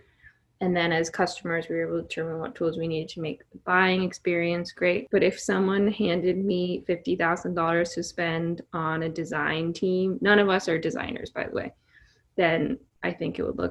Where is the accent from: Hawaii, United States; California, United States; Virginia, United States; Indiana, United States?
Virginia, United States; moved away as an adult; now in New York, United States; I moved to New York from Virginia at 18